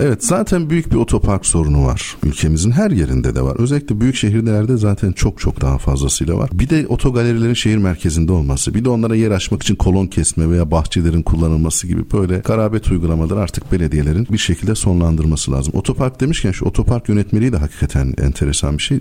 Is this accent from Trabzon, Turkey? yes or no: no; Elazığ, Elazığ Province, Turkey; Ben Elazığlıyım.